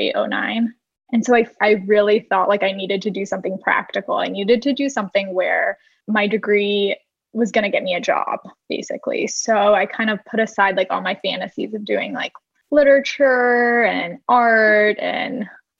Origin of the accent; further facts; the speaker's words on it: Orange County, California, United States; also born or lived in Los Angeles, California; I am from Orange County, California